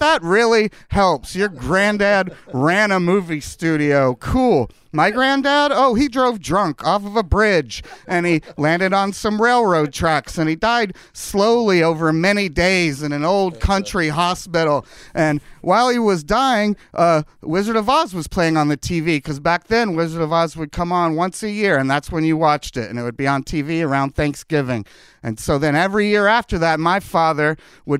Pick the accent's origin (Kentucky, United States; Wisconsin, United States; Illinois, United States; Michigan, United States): Kentucky, United States; now in Los Angeles, United States; I grew up in Kentucky